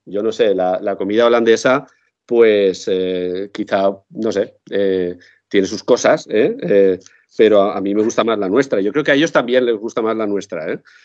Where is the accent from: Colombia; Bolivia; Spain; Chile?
Spain; Quart de Poblet, Valencian Community; mi pueblo natal, en Cuar de Poblet, Valencia